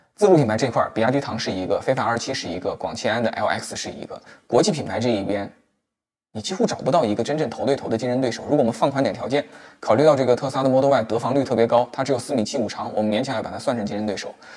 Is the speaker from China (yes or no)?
yes; Wuhan, Hubei, China; 在我家乡湖北武汉的东湖边